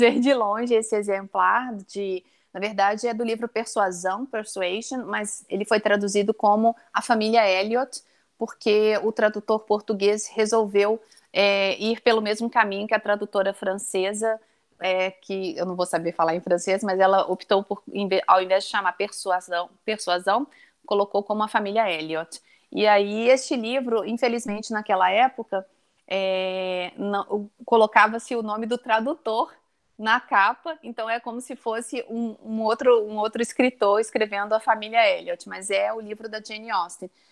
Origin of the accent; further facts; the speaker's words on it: Brazil; Nós somos brasileiros